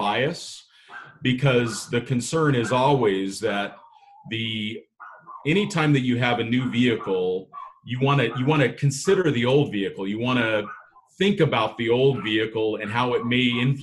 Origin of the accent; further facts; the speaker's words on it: Southern California, United States; moved away as an adult; also born or lived in Idaho / Italy; I grew up in Southern California. I grew up in a city